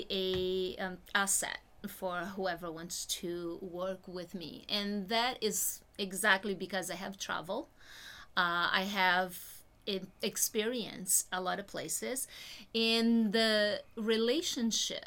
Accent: Brazil; moved away; I'm originally from Brazil

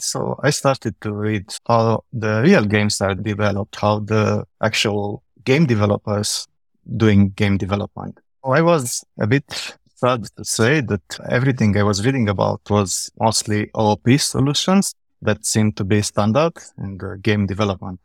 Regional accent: Romania; now in Vienna, Austria; I'm originally from Romania. I'm living in Vienna, in Austria.

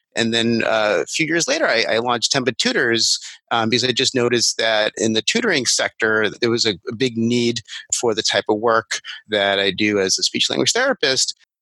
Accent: Massapequa Park, New York, United States; I'm from Long Island, Massapequa Park

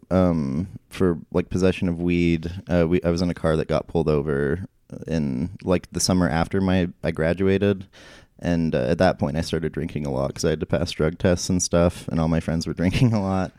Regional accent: Idaho Falls, Idaho, United States; moved away; Idaho Falls, um, which is like my hometown

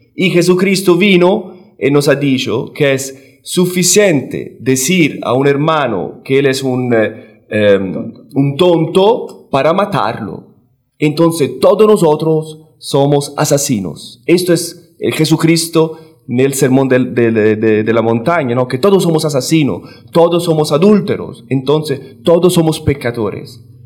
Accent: Italy; Spanish is a second language; now in Washington, D.C., United States; italiano eh, seminarista de Washington, me perdonan por mi español, que es un poco pobre.

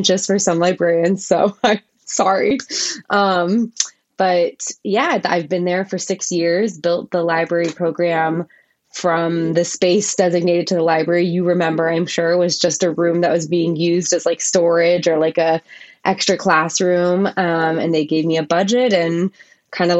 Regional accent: Maryland, United States; moved away; also born or lived in Chicago / Washington, D.C.; I grew up in Maryland, so it was kind of like moving home

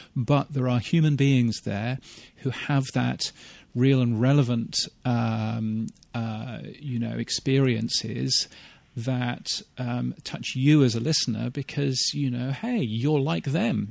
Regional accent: United Kingdom; moved away as an adult; also born or lived in Canada; now in Australia; as a British person who now lives in Australia

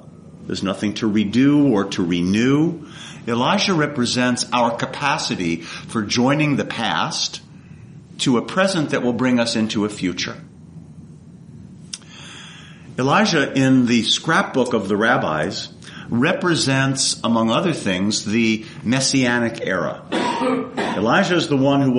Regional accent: East Coast, United States; moved away; I come from the East Coast

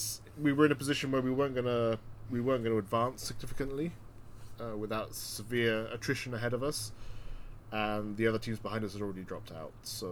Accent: New York, United States; upstate New York, my home state in America

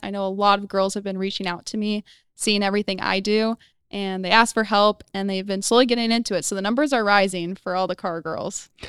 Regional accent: Phoenix, Arizona, United States; also born or lived in Chicago, Illinois; I was born in Chicago, but I was raised in Phoenix, Arizona, way out in the hot weather

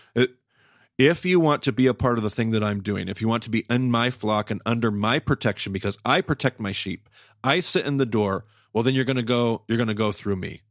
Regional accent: United States; Western American Christians

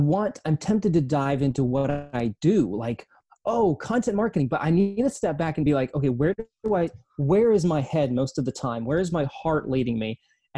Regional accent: South Korea; born there; also born or lived in East Asia; I was born in South Korea. My passport country, though, is the United States. So I'm a United States citizen, but I spent many years growing up in East Asia.

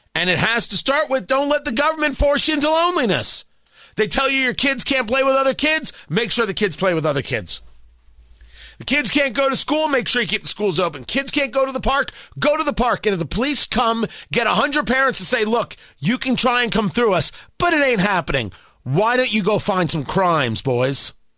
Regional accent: United States; I'm Jewish, but I'm not Israeli. I'm an American

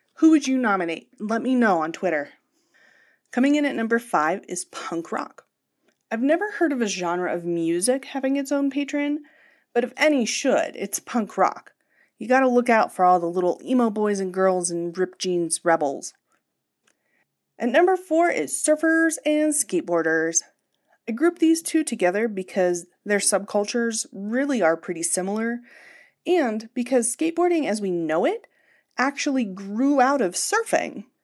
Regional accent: rural Pennsylvania, United States; the punk scene in my hometown in rural Pennsylvania in the late nineties and early two thousands

